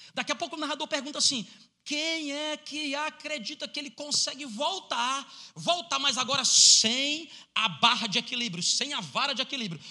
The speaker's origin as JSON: {"language": "Portuguese", "region": "Ceará", "country": "Brazil", "said": "eu sou do Ceará"}